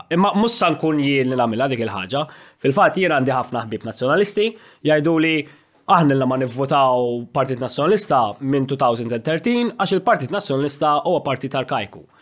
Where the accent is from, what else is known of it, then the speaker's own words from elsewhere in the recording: Malta; ovvjament bħala Malti jiena kuntent ħafna li għaw Maltin bħal Mezzola li għedin f'pożizzjoni toljin għax jagħmel ġieħ il-Maltin kollha.